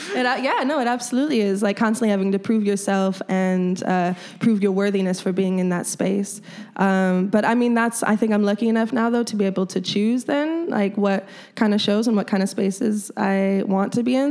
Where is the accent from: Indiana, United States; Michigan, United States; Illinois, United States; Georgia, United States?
Illinois, United States; Chicago; this is my home. This is my hometown